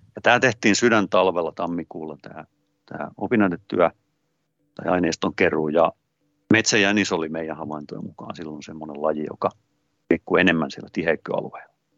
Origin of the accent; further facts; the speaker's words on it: Hollola, Päijät-Häme, Finland; pikkupoikana maatilalla Hollolassa, missä kasvoin